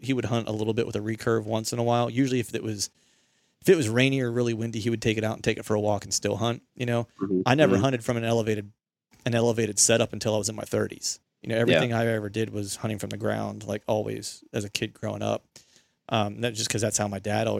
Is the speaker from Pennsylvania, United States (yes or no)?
yes; Bedford, Pennsylvania, United States; I grew up near Bedford, Pennsylvania